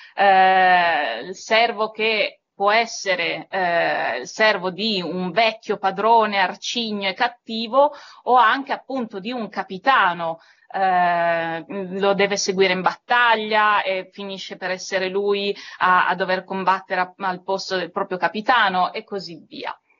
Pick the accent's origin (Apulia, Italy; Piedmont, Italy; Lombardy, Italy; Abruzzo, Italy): Piedmont, Italy; Turin; sono cresciuta a Torino